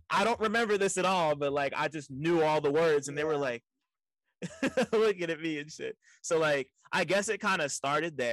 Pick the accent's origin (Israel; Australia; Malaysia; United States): United States; Montclair, New Jersey; I grew up in the burbs, I grew up in Montclair, which is right outside of New York City